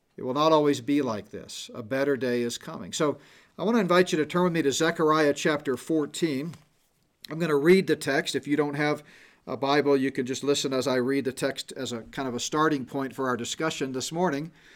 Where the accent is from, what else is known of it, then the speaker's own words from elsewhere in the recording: Houston, Texas, United States; moved away as an adult; now in Colorado, United States; I grew up in Houston